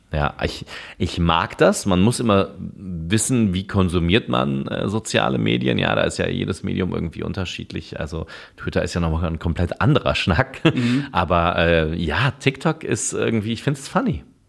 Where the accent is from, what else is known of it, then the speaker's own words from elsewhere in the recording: Cologne, North Rhine-Westphalia, Germany; bin ich natürlich Kölner